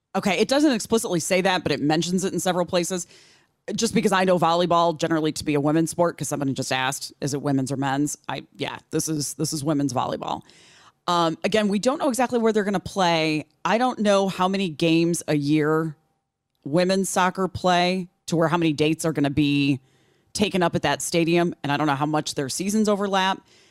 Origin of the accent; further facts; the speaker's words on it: Illinois, United States; moved away as an adult; when I lived in Illinois, um, Adam Kinzinger, who went on to become a congressman from Illinois for quite a while until recently, um, he is from my hometown